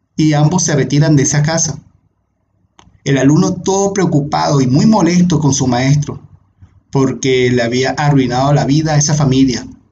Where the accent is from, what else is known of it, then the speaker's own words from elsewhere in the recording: Venezuela; moved away as an adult; also born or lived in Panama City, Panama; me tenía obviamente atado a mi bello país, a mi bella Venezuela.